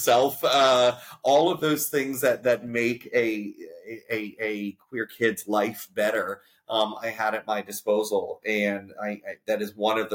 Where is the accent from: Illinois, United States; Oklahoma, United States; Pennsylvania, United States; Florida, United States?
Florida, United States; Coral Springs; moved away; also born or lived in Atlantic City area, New Jersey; home for me was South Florida. I grew up in the Fort Lauderdale area, a great town called Coral Springs